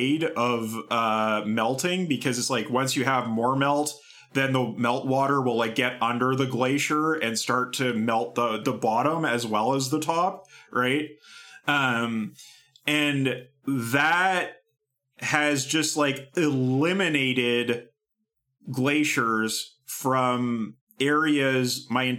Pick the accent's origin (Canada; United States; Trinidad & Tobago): Canada; Kamloops, British Columbia; moved away; The river, the Thompson River that runs through Kamloops, my hometown